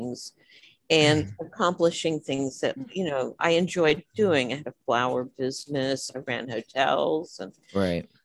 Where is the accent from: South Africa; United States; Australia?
United States; Houston, Texas; moved away; I'm from Houston, so I've never done a show there. So that'll be kind of fun, you know, to go back to my hometown